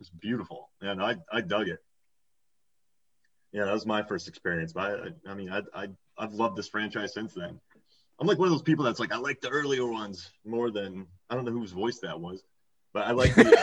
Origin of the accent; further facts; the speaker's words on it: Hudson, Florida, United States; we grew up in Hudson, Florida